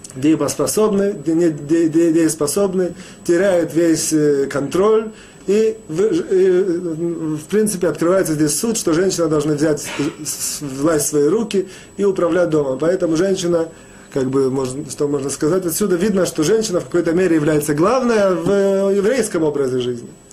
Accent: Russia; moved away; мы, евреи, выходцы из России

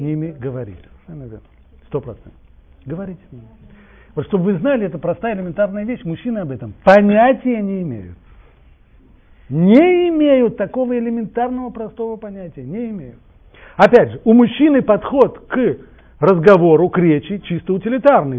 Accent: Russia; я вырос в России

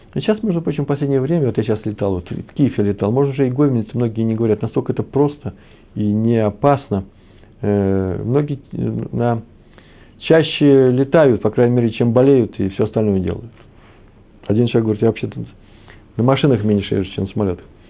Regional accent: Moscow, Russia; moved away; also born or lived in Kyiv, Ukraine; я москвич. Я и киевлянин тоже

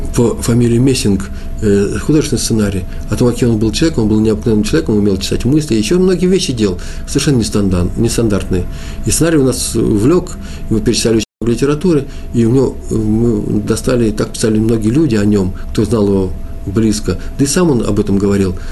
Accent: Moscow, Russia; Я москвич

